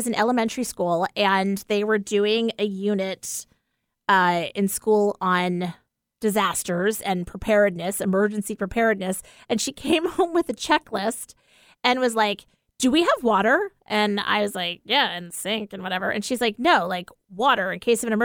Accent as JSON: {"language": "English", "region": "East Coast", "country": "United States", "tie": "born or raised there", "moved": "yes", "said": "growing up on the East Coast"}